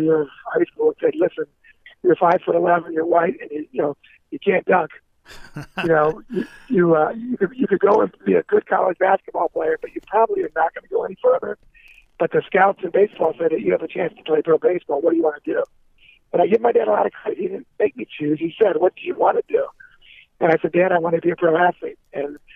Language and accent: English; Cincinnati, Ohio, United States; moved away as an adult; also born or lived in Cleveland, Ohio / Fort Lauderdale, Florida / New York; I was actually born in Cleveland, Ohio, Palma, for the first 6 years of my life. And I moved to Cincinnati in 1970. And I was raised in Cincinnati until I was 23 years old